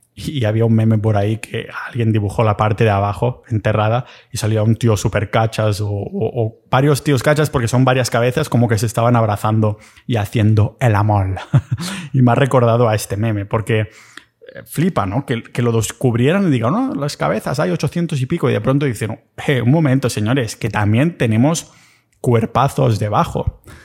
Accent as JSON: {"language": "Spanish", "region": "Catalonia", "country": "Spain", "accent": "Catalan", "said": "que se me va el acento catalán"}